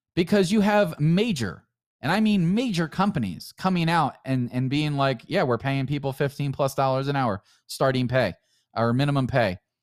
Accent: United States; we're still all Americans

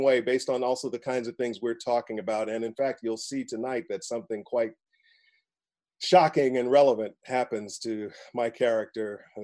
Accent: Midwest, United States; My family's from the South. I'm from the Midwest.

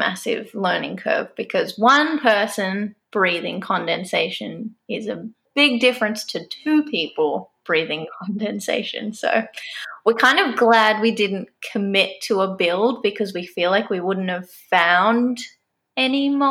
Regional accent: Australia; moved away as an adult; also born or lived in Canada; now in Squamish, Canada; I'm originally from Australia, moved to Canada about 3 years ago

